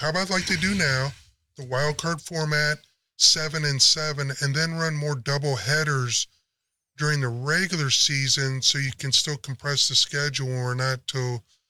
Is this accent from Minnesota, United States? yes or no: no; San Antonio, Texas, United States; we're from San Antonio